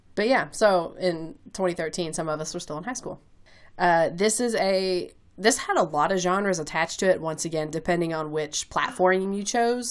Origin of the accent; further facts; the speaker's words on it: Kentucky, United States; accent: Kentucky, a little bit of country; that's the Kentucky leaking out into my accent